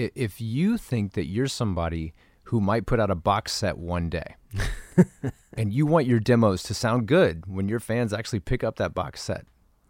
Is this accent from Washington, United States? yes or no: no; Tennessee, United States; I was a little boy growing up in Tennessee